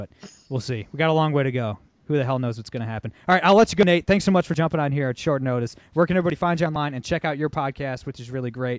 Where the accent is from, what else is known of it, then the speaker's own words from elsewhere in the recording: Ohio, United States; Ohio, my home state